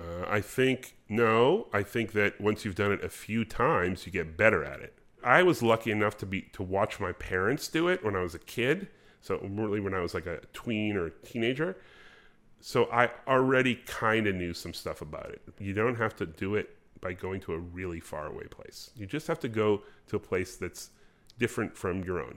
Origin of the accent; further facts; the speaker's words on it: United States; I'm the American